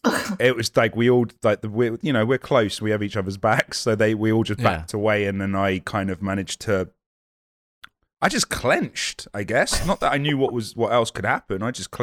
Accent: United Kingdom; I don't want to eat any foreign muck. So I'm super British like that.

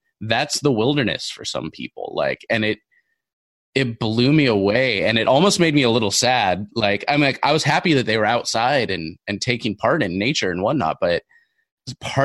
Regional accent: Los Angeles, California, United States; I born and raised in Los Angeles

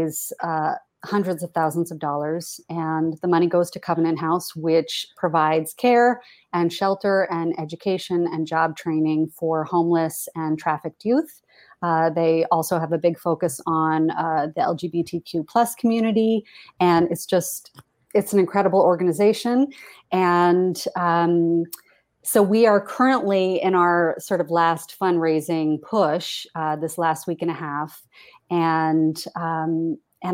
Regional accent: Portland, Maine, United States; now in New York, United States; I grew up in Portland, Maine

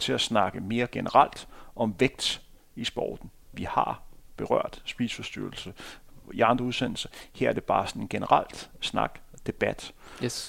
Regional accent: Denmark; som dansker

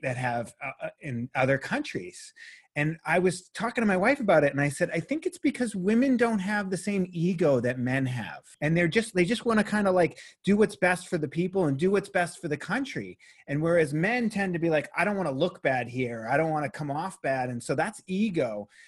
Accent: Boston, Massachusetts, United States; I was raised Catholic in Boston, Massachusetts

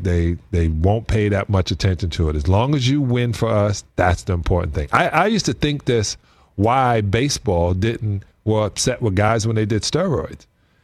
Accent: New York, United States; Yeah, I'm from New York.

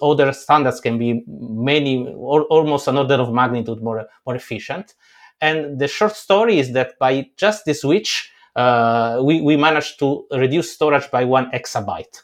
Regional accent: Italy; I grew up in Italy

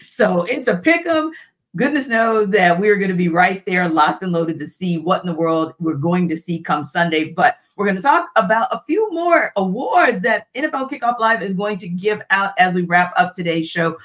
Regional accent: New Orleans, Louisiana, United States; my hometown

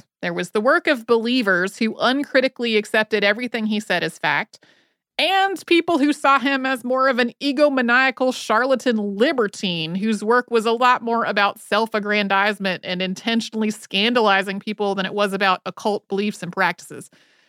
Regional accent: Galway, New York, United States; also born or lived in Saratoga Springs, United States; I grew up outside of Saratoga Springs, New York, in a small town, one stop late, called Galway.

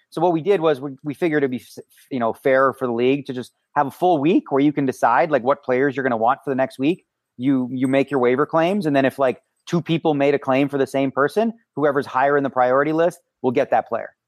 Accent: Toronto, Ontario, Canada; moved away as an adult; now in Las Vegas, United States; Well, I guess my hometown would be Toronto, but I do live in Las Vegas for the last twenty years

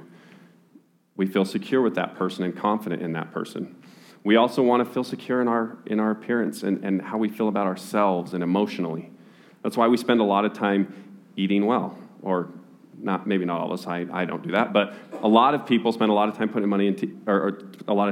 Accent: Utah, United States; I was born and raised in Utah

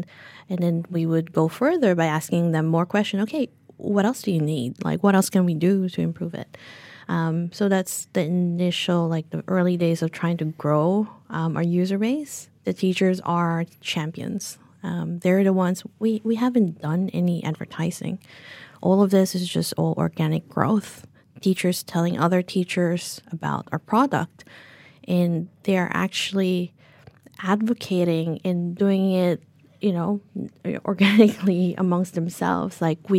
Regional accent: New Zealand; tell everyone that we're from New Zealand. We bring in some Whitaker's chocolate

